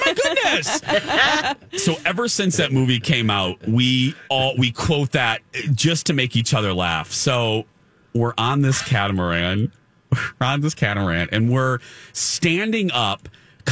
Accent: Minneapolis, Minnesota, United States; we're from Minneapolis

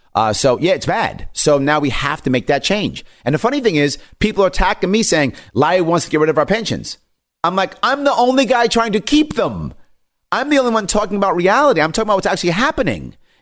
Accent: New York, United States; I'm born and raised in New York State. My family and friends are in New York State. I love my state.

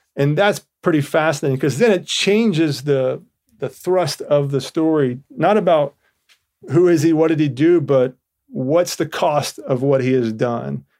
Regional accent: Georgia, United States; I'm from Georgia

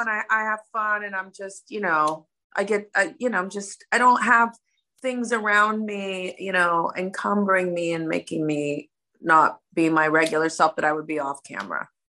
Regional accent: Miami, Florida, United States; I'm the only American girl on the cast from Miami.

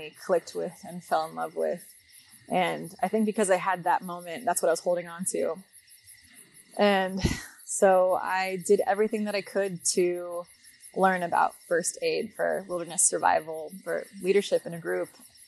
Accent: Las Vegas, Nevada, United States; I grew up in Las Vegas, Nevada

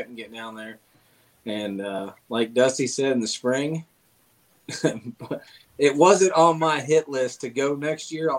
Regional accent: Tennessee, United States; moved away as an adult; now in Ohio, United States; I'm from Tennessee. I cut my teeth in the kayak fishing down in Tennessee, and then I moved to Ohio, and I have been here for 4.5 years.

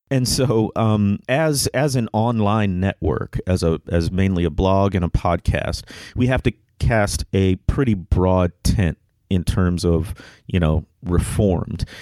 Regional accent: Midwest, United States; moved away; also born or lived in Orlando, Florida; I grew up in the Midwest

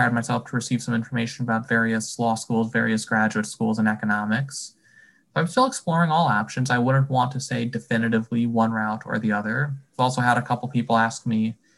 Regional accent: Wallingford, Connecticut, United States; I'm from Wallingford

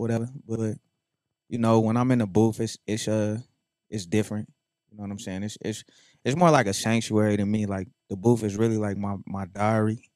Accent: North Las Vegas, Nevada, United States; I'm from North Las Vegas

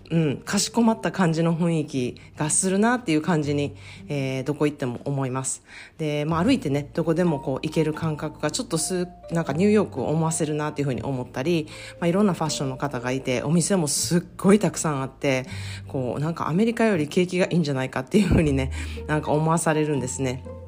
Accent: Osaka, Japan; now in California, United States; 私は大阪出身なので

